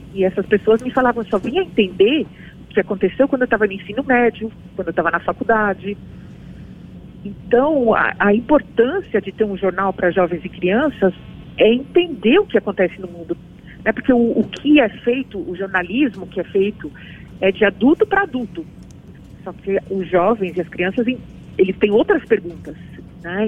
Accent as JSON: {"language": "Portuguese", "country": "Brazil", "tie": "born or raised there", "said": "eu cresci no Brasil"}